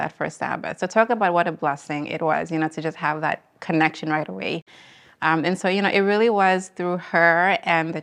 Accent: Eswatini; moved away as an adult; also born or lived in Boston, United States; Sort of growing up in Swaziland, where I grew up with my parents, it was, you know, back home in Swaziland

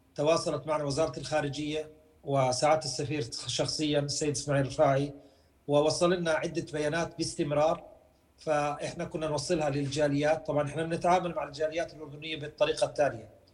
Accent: Jordan; now in Ukraine; كأردنيين كأوكران من أصول أردنية

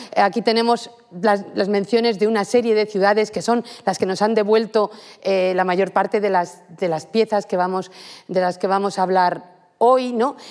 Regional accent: Madrid, Community of Madrid, Spain; moved away as an adult; now in Santiago de Compostela, Spain; me he formado aquí, soy madrileña

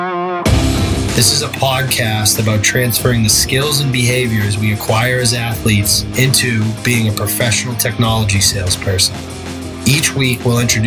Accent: Central Massachusetts, United States; I grew up in the Massachusetts area, Central Mass for life.

